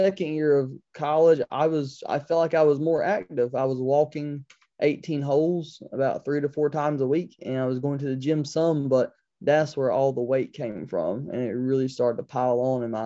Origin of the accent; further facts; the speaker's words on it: Kinston, North Carolina, United States; born and raised in Kinston